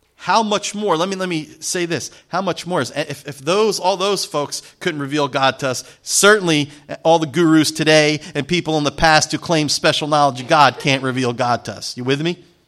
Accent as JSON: {"language": "English", "region": "New Jersey", "country": "United States", "said": "I'm from Jersey"}